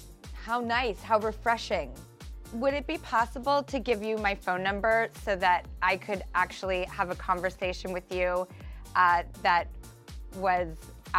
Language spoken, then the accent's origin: English; Los Angeles, California, United States; growing up in Hollywood